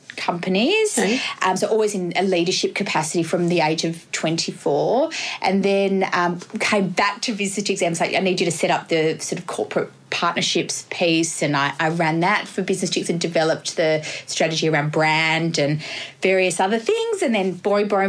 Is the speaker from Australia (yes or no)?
yes; Perth, Western Australia, Australia; moved away as an adult; now in Sydney, Australia; I'm from Western Australia originally, so I worked with unions over in WA